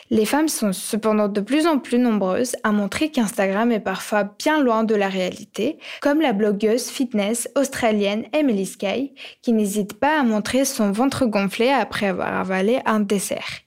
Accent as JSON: {"language": "French", "country": "Ukraine", "tie": "born or raised there", "said": "J'ai grandi en Ukraine et lorsque j'avais 9-10 ans"}